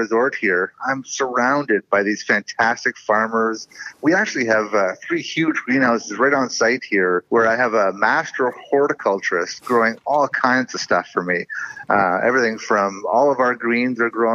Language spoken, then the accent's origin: English; Campbell River, British Columbia, Canada; my hometown up in Campbell River